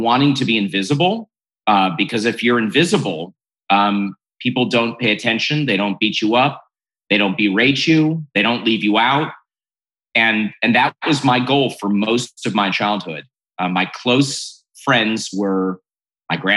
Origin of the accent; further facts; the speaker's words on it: Cleveland, Ohio, United States; I'm from Cleveland, Ohio